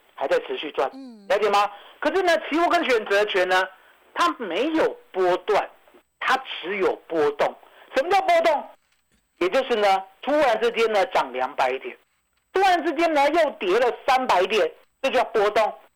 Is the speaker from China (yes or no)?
no; Taiwan; 我们台湾人愿意做的时候